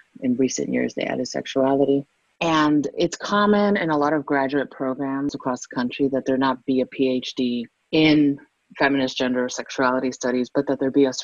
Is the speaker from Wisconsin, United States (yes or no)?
no; Miami, Florida, United States; growing up in Miami, Florida.